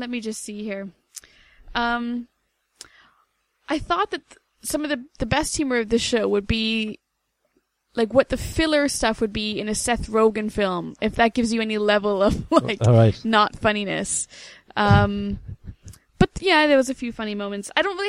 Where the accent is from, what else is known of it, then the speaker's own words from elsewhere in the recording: Canada; we're both Canadian.